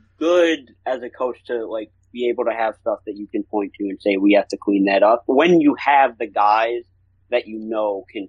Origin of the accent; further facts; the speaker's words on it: Michigan, United States; I'm from Michigan